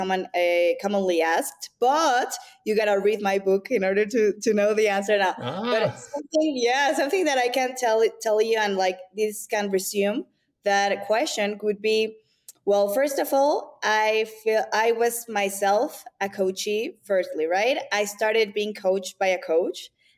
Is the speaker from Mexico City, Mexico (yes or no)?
yes; Mexico City, Mexico; moved away as an adult; also born or lived in New York; I was born and raised in Mexico City. I am Mexican and Latin